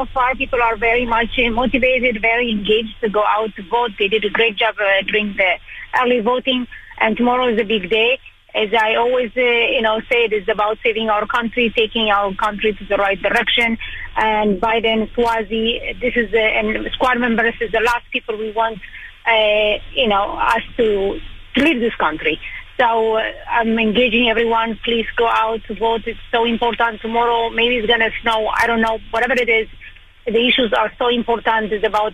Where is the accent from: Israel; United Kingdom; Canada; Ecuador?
Israel; moved away as an adult; also born or lived in Ethiopia; now in Long Island, United States; I was born in Ethiopia in 1991. It was a civil war when Israel and United States decided to bring me and another 14,500 Ethiopian Jews to Israel. Went to school there